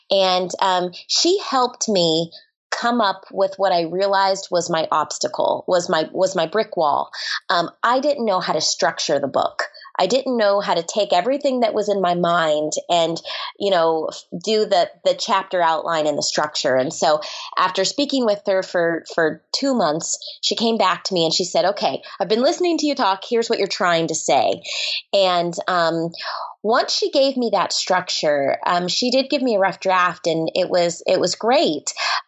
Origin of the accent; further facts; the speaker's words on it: Orlando, Florida, United States; I grew up in Orlando, Florida.